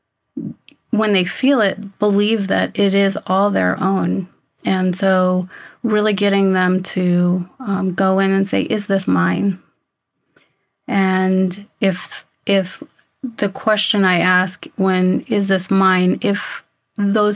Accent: Yuma, Arizona, United States; I grew up in Yuma, Arizona

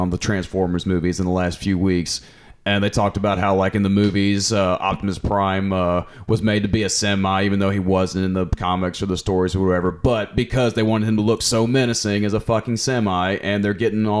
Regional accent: Tennessee, United States; Well, I grew up in Tennessee high school football country

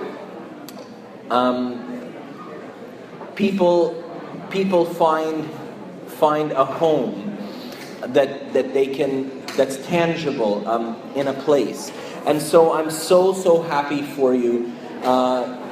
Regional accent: Montreal, Quebec, Canada; now in Toronto, Canada; I grew up in Montreal

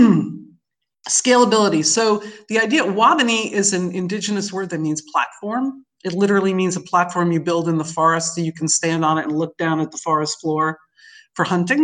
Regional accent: New York City, New York, United States; moved away as an adult; growing up in New York City

